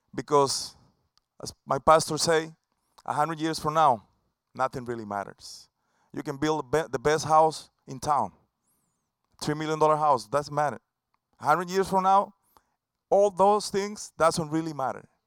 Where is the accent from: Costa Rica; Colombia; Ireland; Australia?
Costa Rica; English is a second language; now in Tampa, United States; an original from Costa Rica. That's my home country.